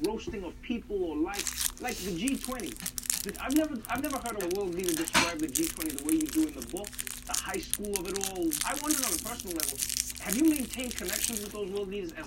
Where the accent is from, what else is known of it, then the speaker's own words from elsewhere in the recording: South Africa; Growing up in South Africa